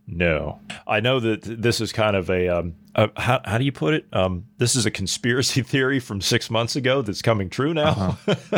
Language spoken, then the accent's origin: English; United States; I'm an American citizen